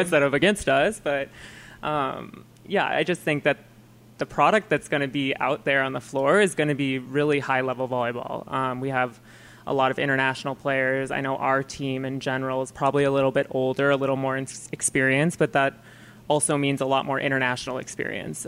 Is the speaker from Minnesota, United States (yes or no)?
yes; Minnesota, United States; moved away; growing up in Minnesota